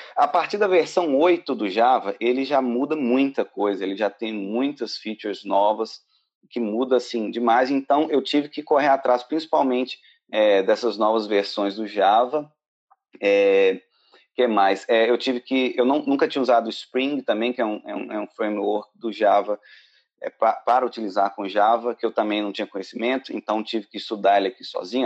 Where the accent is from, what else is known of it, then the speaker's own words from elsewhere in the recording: Belo Horizonte, Minas Gerais, Brazil; moved away as an adult; now in Ireland; eu sou de Minas, BH, e estou aqui na Irlanda há pouco mais de dois anos agora.